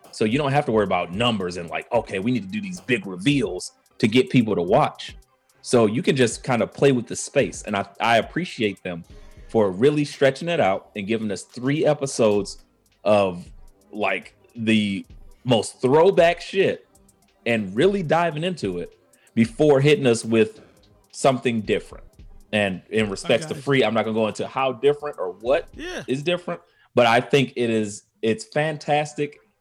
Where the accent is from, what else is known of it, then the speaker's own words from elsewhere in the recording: Cleveland, Ohio, United States; growing up in Cleveland